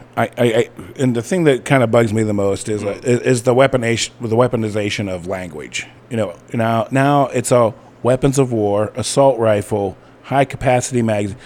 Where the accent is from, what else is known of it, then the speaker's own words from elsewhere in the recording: Ohio, United States; I grew up in Ohio